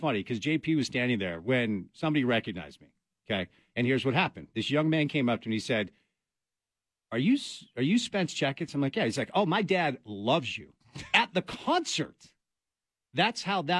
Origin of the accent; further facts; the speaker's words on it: Connecticut, United States; now in Utah, United States; my home state of Connecticut